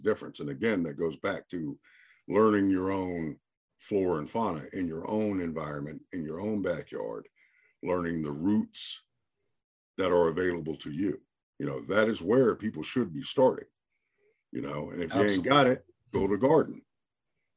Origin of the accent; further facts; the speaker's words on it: the South, United States; now in New Jersey, United States; I grew up in the South. You know, I spent, you know, my formative years in the South, in the woods.